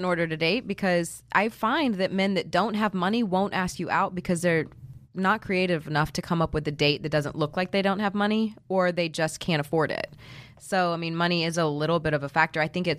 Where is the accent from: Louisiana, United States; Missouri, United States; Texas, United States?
Texas, United States; Houston; I'm from Houston.